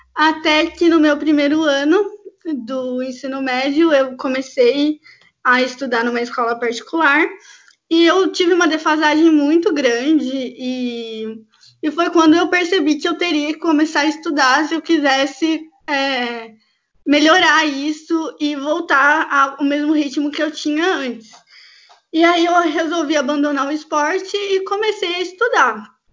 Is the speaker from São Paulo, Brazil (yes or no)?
yes; Campinas, São Paulo, Brazil; eu sou de Campinas, interior de São Paulo